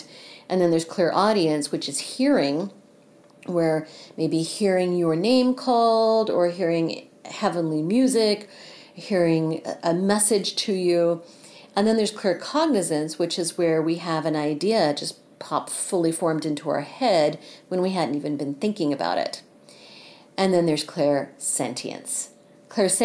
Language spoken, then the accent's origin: English; Missouri, United States; here in Missouri, in my home state